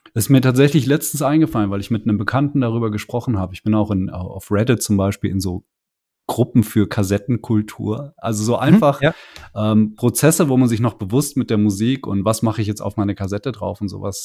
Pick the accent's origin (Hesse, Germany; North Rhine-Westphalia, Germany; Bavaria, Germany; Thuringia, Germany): Hesse, Germany; bei uns in Hessen